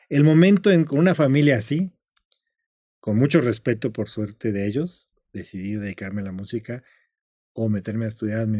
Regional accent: Zacatecas, Mexico; Yo soy de Zacatecas.

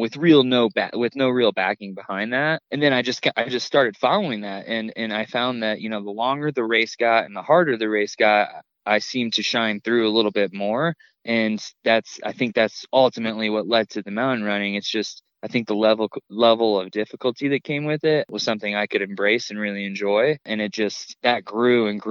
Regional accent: Indiana, United States; now in Colorado, United States; I grew up in Indiana, and spent all my summers in North Carolina with my grandparents

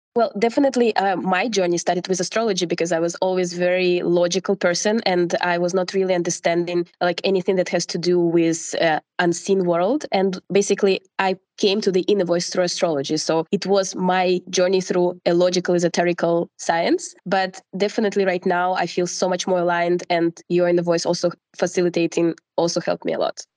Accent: Russia; moved away as an adult; now in Portugal; I'm from Russia and I've been living in Portugal for the last six years

